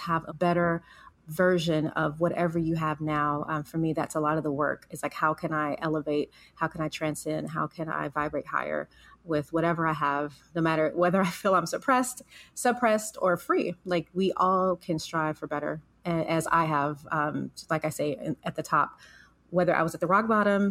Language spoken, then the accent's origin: English; Los Angeles, California, United States; growing up in South Central Los Angeles, a very urban community